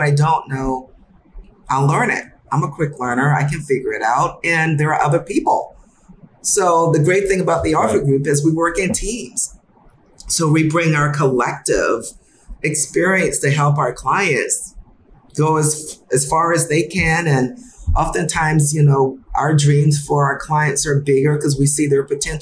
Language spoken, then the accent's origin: English; Summerville, South Carolina, United States; moved away as an adult; also born or lived in St. Louis, Missouri; now in Chicago, United States; I grew up in South Carolina